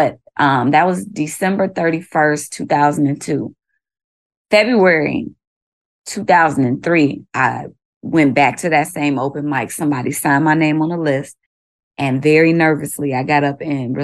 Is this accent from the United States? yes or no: yes; Chicago, Illinois, United States; moved away as an adult; also born or lived in Hammond, Indiana; now in Baltimore, United States; I hail from the south side of Chicago, now currently living in Baltimore, Maryland for the last 2 years